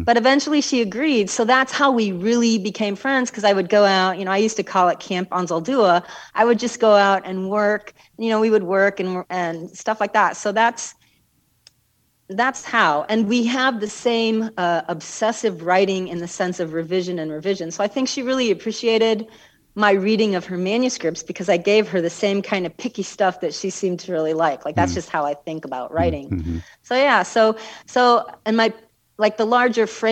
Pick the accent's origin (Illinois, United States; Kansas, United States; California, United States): Illinois, United States; Chicago; moved away as an adult; also born or lived in New Mexico; I'm from Chicago